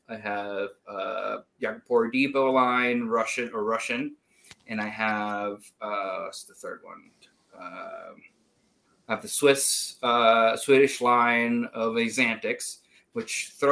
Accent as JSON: {"language": "English", "country": "Puerto Rico", "tie": "born or raised there", "also_born_or_lived": "Iowa", "moved": "as an adult", "lives_now": "United States", "said": "I grew up in Puerto Rico. Uh, and for college, I moved to Iowa State"}